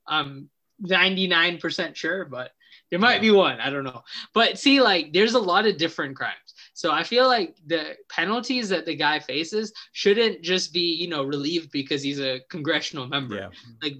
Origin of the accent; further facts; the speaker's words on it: United States; we're American